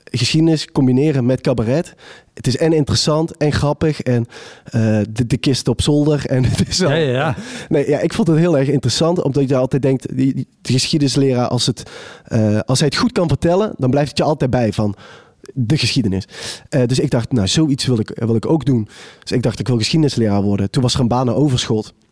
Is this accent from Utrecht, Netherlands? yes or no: no; Maastricht, Limburg, Netherlands; Nee, nee, ik kom uit Maastricht. Maar dat is zeg maar afgeleerd. Uh, Brabant is zeg maar aangeleerd, ja.